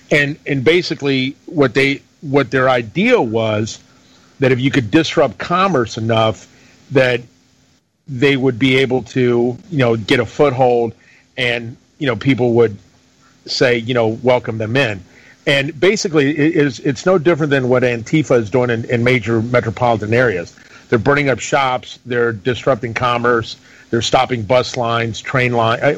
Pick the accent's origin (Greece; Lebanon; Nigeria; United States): Greece; born there; moved away; I was born in Greece, and we came over here. My dad and I came over here under the junta.